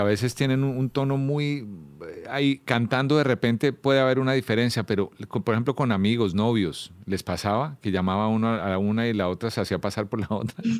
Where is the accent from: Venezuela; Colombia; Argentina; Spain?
Colombia; siendo como, como colombiano